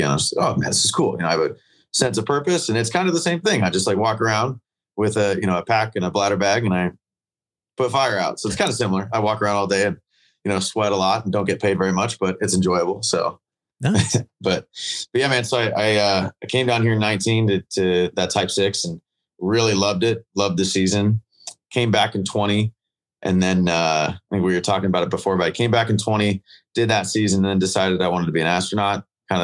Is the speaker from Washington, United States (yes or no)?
no; Gilbert, Arizona, United States; I'm from Gilbert, Arizona